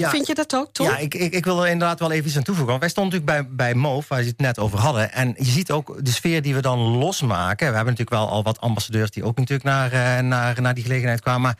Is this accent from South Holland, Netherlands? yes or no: no; Eindhoven, North Brabant, Netherlands; ik kom uit Eindhoven